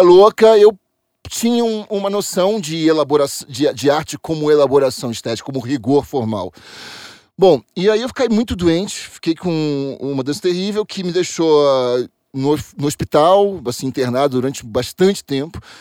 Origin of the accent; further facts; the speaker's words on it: Rio de Janeiro, Brazil; moved away as an adult; now in São Paulo, Brazil; Sou do Rio de Janeiro, estou é, aqui em São Paulo há 13 anos.